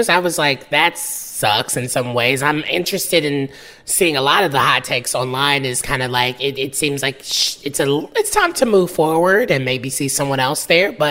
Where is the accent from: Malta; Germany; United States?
United States; the South; way I pronounce it. I'm from the South.